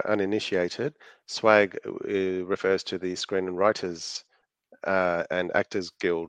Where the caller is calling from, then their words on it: Melbourne, Victoria, Australia; Hello, hello from sunny, oh no, sorry, freezing cold Melbourne.